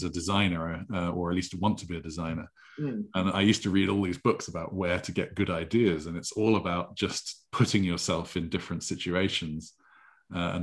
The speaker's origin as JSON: {"language": "English", "town": "Stavanger", "region": "Rogaland", "country": "Norway", "tie": "born or raised there", "moved": "yes", "said": "I grew up in Norway"}